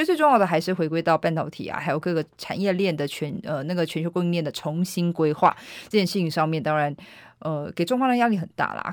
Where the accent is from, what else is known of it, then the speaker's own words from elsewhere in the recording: Taiwan; 来自台湾